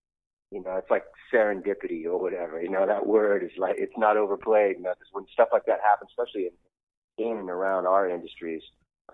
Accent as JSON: {"language": "English", "region": "Southern California", "country": "United States", "tie": "born or raised there", "said": "a kid growing up in Southern California"}